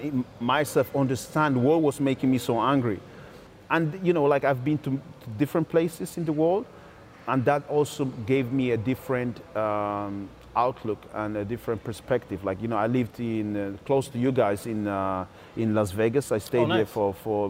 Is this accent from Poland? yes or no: yes; Gdańsk, Pomeranian Voivodeship, Poland; also born or lived in Nigeria (ancestry); I'm from Gdańsk. I lived in one part of Gdańsk. That's where I lived from when I was 9 years old